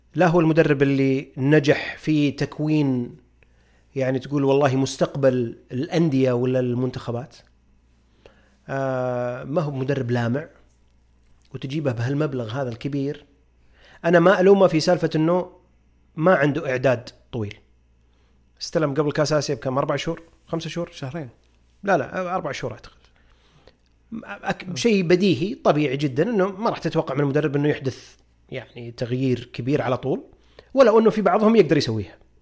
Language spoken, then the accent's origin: Arabic; Saudi Arabia; كلنا جميعا كسعوديين